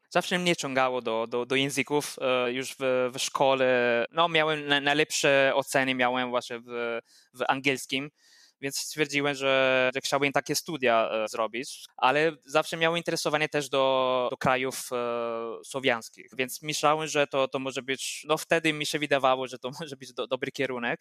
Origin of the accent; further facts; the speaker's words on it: near Vicenza, Veneto, Italy; Polish is a second language; moved away as an adult; also born or lived in Udine, Italy; now in Wrocław, Poland; pochodzę z, z tego samego regionu jak, jak Wenecja, czyli Veneto